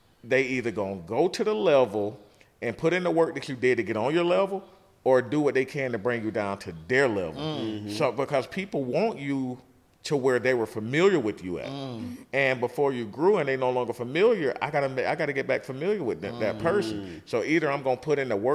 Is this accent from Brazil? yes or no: no; the South, United States; We from the South.